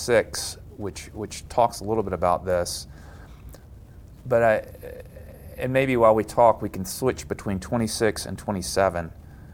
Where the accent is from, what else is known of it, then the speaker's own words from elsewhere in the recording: Memphis, Tennessee, United States; moved away as an adult; also born or lived in Tokyo, Japan / Hong Kong; When I grew up in Memphis